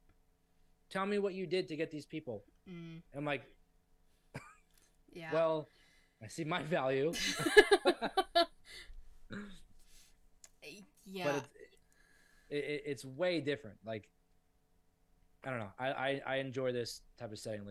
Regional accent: South Florida, United States; I'm from South Florida, so we have things like Flanagan's there

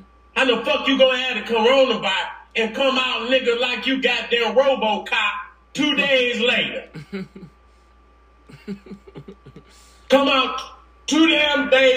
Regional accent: Detroit, Michigan, United States; I come from Detroit

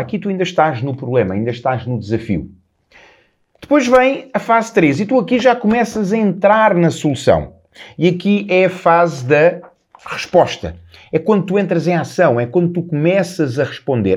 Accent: Lisbon, Portugal; na minha casa em, em Lisboa, a casa onde eu nasci, a casa onde eu, onde eu cresci

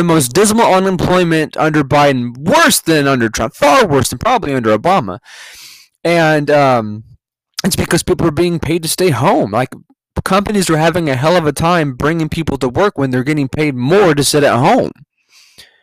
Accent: California, United States; moved away; I'm from California.

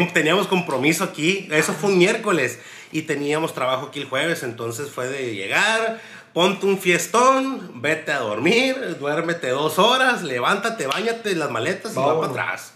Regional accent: Mexico; quitarnos esa mentalidad pendeja del mexicano

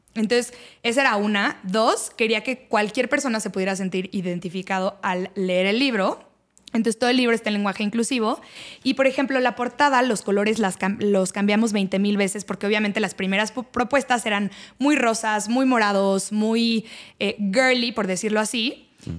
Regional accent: Mexico; yo soy de México

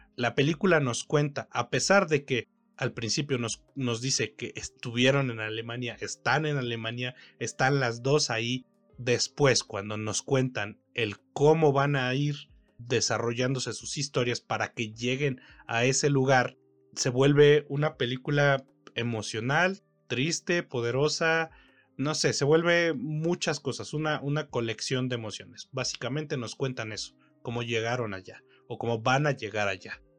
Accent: Ecatepec, State of Mexico, Mexico; Yo crecí en Ecatepec, en Ecatepec, Estado de México, en México, evidentemente.

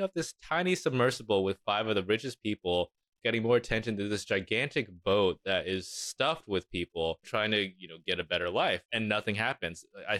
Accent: Oakland, California, United States; I just need some local news about my hometown, Oakland.

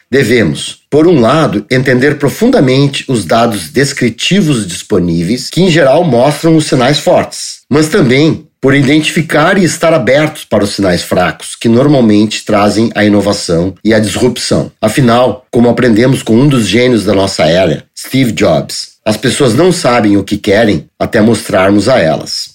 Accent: Porto Alegre, Rio Grande do Sul, Brazil; eu sou gaúcho de Porto Alegre

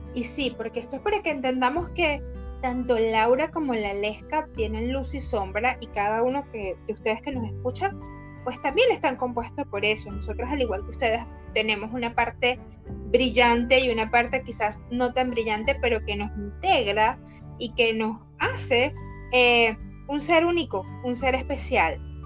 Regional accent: Valencia, Carabobo, Venezuela; moved away as an adult; now in Argentina; somos de Valencia, Venezuela, que estamos en Ecuador, en Argentina

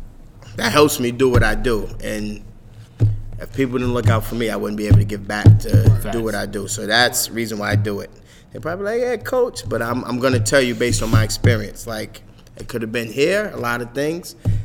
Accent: New York City, New York, United States; As a kid growing up in Harlem

